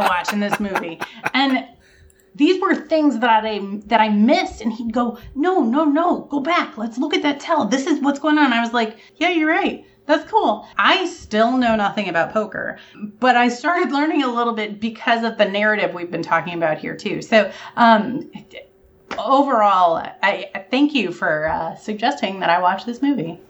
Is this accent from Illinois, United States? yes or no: no; Vermont, United States; I'm from Vermont